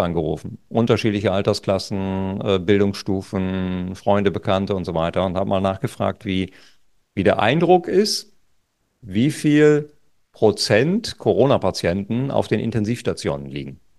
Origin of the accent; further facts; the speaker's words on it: Lower Saxony, Germany; Wir hatten zum Beispiel an der Küste, wo ich herkomme, an der Nordseeküste, da hatten wir eine Inzidenz von unter fünf.